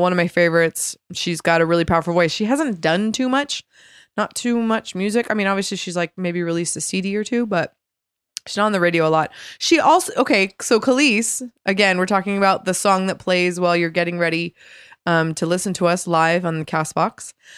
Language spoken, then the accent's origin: English; California, United States; Yeah, born and bred in California. Pretty cool.